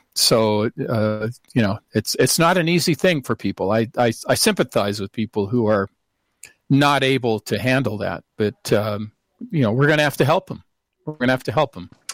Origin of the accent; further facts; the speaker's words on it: Seattle, Washington, United States; moved away; I'm from originally from Seattle